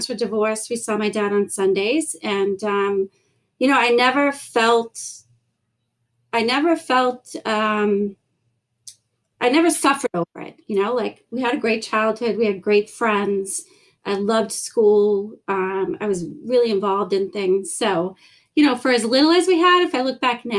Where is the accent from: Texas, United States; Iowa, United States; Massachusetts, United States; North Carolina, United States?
Massachusetts, United States; South Shore; I grew up in a town on the South Shore.